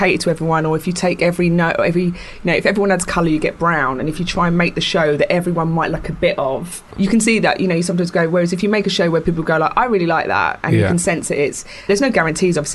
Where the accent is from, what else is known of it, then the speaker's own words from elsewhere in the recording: London, United Kingdom; I grew up in Camden